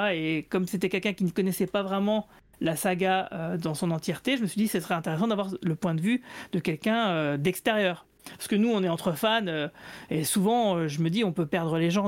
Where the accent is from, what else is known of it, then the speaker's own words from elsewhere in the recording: Metz, Grand Est, France; je suis de Metz